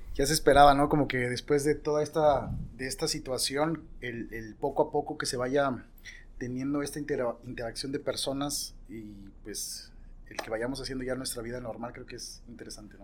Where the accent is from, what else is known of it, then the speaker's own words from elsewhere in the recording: Mexico City, Mexico; clase media de la Ciudad de México, de donde soy yo